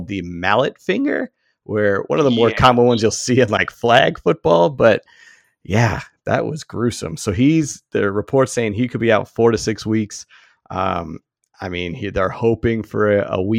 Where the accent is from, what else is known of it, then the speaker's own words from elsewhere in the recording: Boston, Massachusetts, United States; now in Detroit, United States; I was growing up in Boston